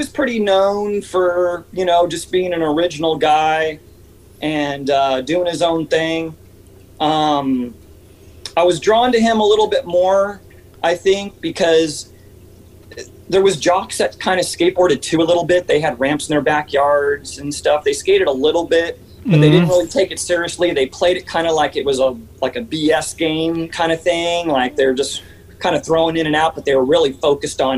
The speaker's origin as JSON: {"language": "English", "town": "Santa Barbara", "region": "California", "country": "United States", "tie": "born or raised there", "also_born_or_lived": "Santa Paula, California", "said": "moved to Santa Barbara when I was about 6 or 7 years old."}